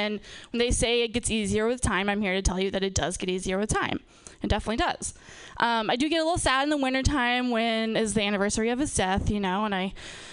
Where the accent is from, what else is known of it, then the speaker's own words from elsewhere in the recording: Napa, California, United States; I'm from, born and raised in Napa